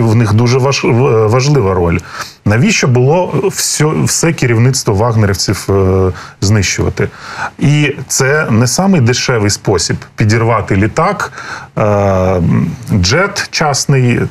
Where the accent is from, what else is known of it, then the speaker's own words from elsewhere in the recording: Crimea, Ukraine; я сам народився в Криму, і я Крим там вздовж і поперек проїхав